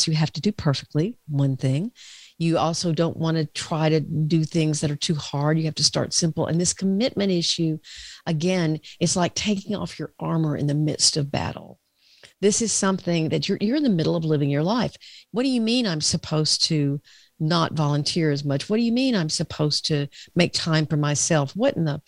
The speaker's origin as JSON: {"language": "English", "region": "the South", "country": "United States", "said": "I'm from the South"}